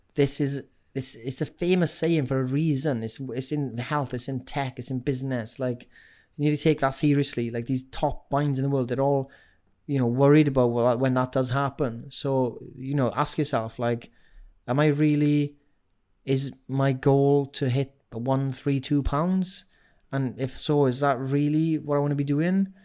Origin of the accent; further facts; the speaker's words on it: Wales, United Kingdom; accent: Welsh; my Welsh accent